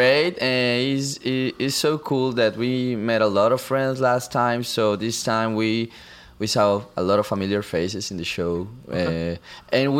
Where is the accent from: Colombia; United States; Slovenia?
Colombia